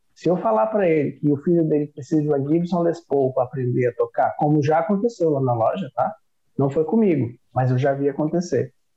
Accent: Brasília, Federal District, Brazil; moved away; also born or lived in Northeast Brazil; Eu sou de Brasília

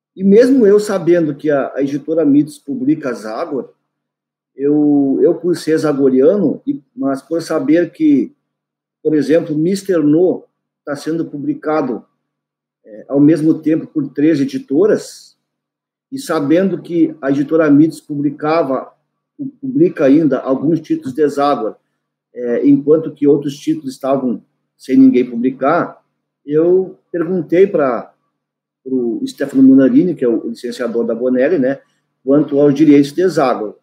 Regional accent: Cacequi, Rio Grande do Sul, Brazil; Saikan é o nome da minha localidade, onde eu nasci, onde eu, eu resido até hoje

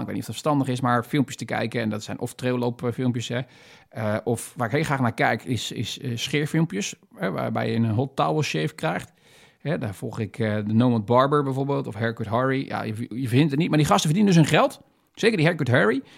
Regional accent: Netherlands; wij hebben natuurlijk als, als Nederlanders of Wester, eh, Westerlingen

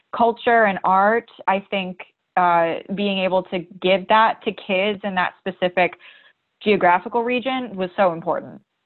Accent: Ohio, United States; moved away as an adult; also born or lived in Boston; now in Los Angeles, United States; my mom ended up in Ohio. That's where I was born and raised.

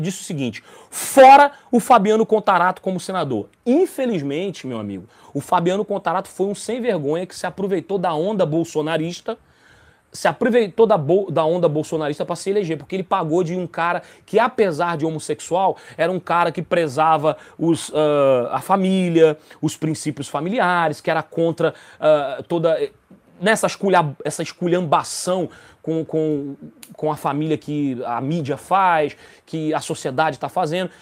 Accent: Rio de Janeiro, Brazil; eu sou do Rio de Janeiro

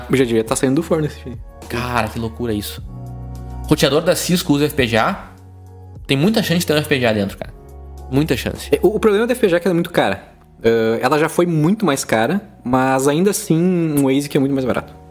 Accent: Palmeira das Missões, Rio Grande do Sul, Brazil; born there; now in Porto Alegre, Brazil; aqui, do, de Porto Alegre, Rio Grande do Sul. Eu nasci em Palmeira das Missões. Uma cidade desconhecida, fica no norte do estado.

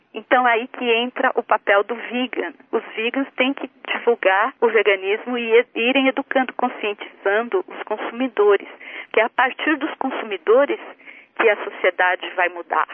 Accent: Brazil; now in United States; que eu visitava quando era criança no Brasil

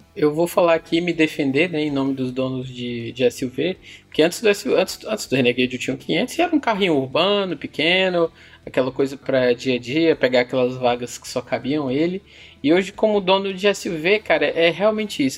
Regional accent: Fortaleza, Ceará, Brazil; eu sou de Fortaleza

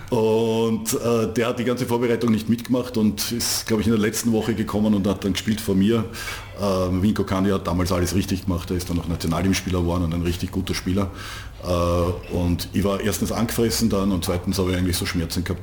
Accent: Vienna, Austria; als Wiener hat man es in Niederösterreich auch nicht besonders leicht gehabt

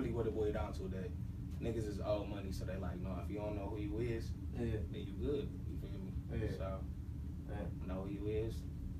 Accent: United States; Like, I'm a Native American. I'm Indian, and they pay literally $5 for every man, woman, and child.

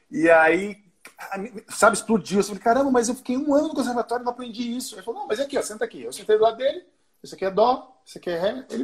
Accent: Recife, Pernambuco, Brazil; also born or lived in Pará / Olinda; Eu nasci em Pernambuco. Ali pelos três anos eu fui para o norte, fui morar, morei três anos no Pará depois eu voltei para Recife e fiquei 11 anos em, em, em, Pernambuco. Eu fiquei lá até os 17.

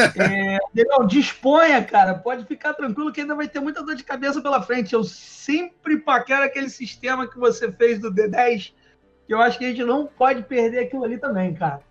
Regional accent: Nova Iguaçu, Rio de Janeiro, Brazil; a gente morava em Nova Iguaçu, né? Eu ainda sou de Nova Iguaçu

